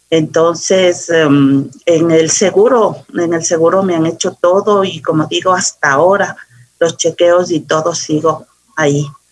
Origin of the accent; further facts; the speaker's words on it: Quito, Pichincha, Ecuador; aquí en Quito, soy muy quiteña